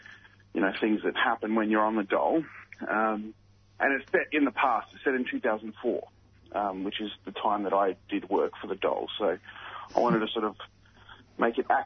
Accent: Ipswich, Queensland, Australia; I'm from Queensland, and Goodna is around where I grew up. I grew up in that area that I grew up in, the suburb next to it called Redbank

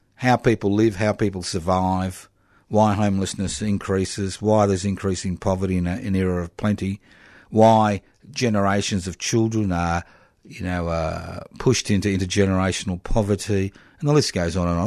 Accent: Queensland, Australia; I was born in Queensland decades ago

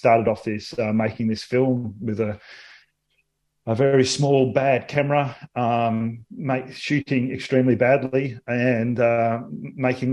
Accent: Australia; accent: Australian; With my Australian accent

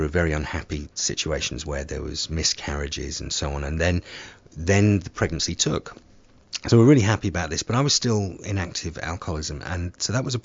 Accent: Somerset, South West England, United Kingdom; moved away; my hometown of in Somerset

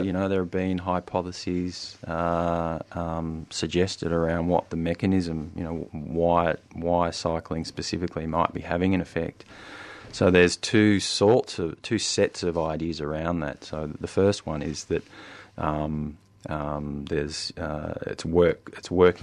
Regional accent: Albury, New South Wales, Australia; also born or lived in Wodonga, Victoria; now in Melbourne, Australia; I grew up in Albury, Wodonga

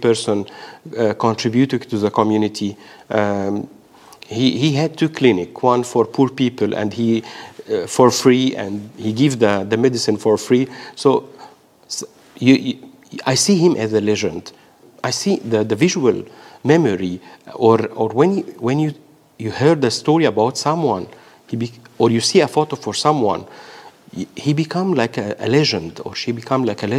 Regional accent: Egypt; now in Australia; all my childhood from Egypt and then to Australia. So it's a mixture of being Egyptian and being Australian

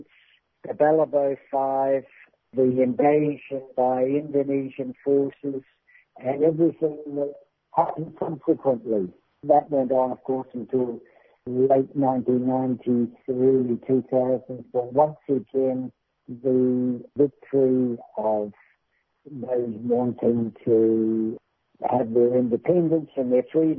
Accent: New Zealand; I come from New Zealand

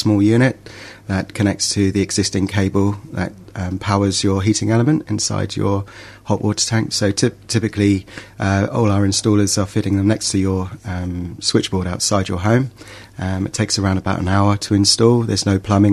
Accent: England, United Kingdom; moved away; you probably tell by my accent, I'm from England.

